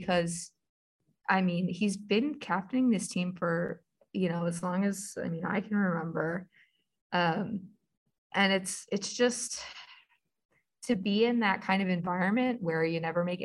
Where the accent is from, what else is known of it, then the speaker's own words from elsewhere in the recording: Philadelphia, Pennsylvania, United States; I'm a Philadelphian.